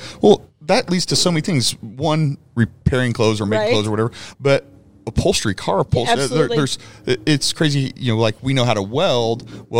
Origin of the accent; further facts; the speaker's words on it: Kansas, United States; now in Houston, United States; He lived from my hometown in Kansas, and I'm in Houston